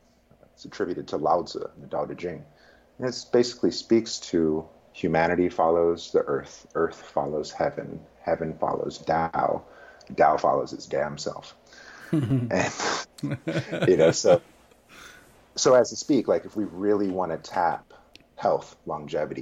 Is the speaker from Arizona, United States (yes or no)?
no; Richmond, California, United States; I was raised in Richmond, California, off steak and low-fat milk